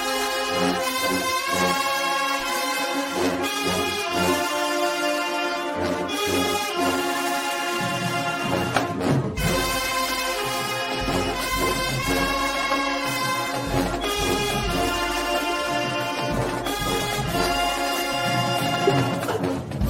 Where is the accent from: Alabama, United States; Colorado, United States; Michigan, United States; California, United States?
Alabama, United States; I'm from Alabama